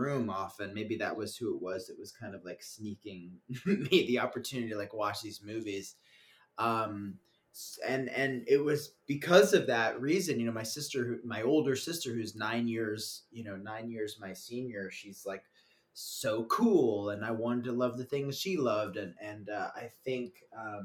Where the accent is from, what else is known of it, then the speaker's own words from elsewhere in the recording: Woodstock, New York, United States; growing up in Woodstock, New York